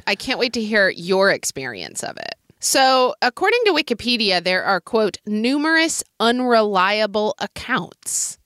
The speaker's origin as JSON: {"language": "English", "town": "Oklahoma City", "region": "Oklahoma", "country": "United States", "tie": "born or raised there", "moved": "yes", "said": "a street vendor in Oklahoma City in my childhood"}